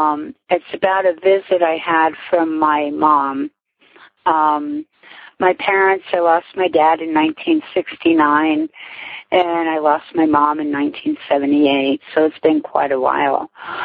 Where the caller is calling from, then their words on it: Whitehall, Pennsylvania, United States; I'm calling from Whitehall, PA